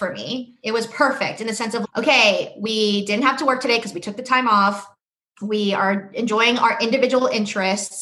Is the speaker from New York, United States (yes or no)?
yes; New York City, New York, United States; also born or lived in Boston; I grew up in New York City